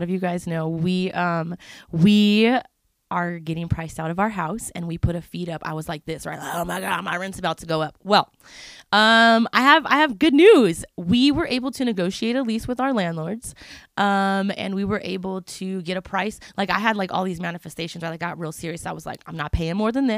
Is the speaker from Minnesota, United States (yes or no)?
no; Southern California, United States; I'm from here.